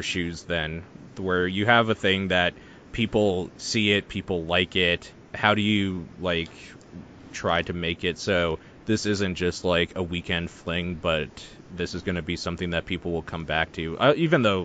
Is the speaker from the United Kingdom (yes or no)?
no; Canada; I'm Canadian.